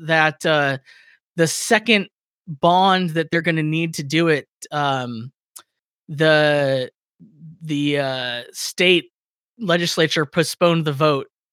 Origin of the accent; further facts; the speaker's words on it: Victorville, California, United States; my hometown